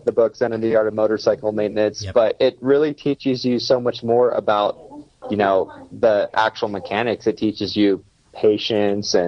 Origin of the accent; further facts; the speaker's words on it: Pennsylvania, United States; growing up in the States in like a small rural area of Pennsylvania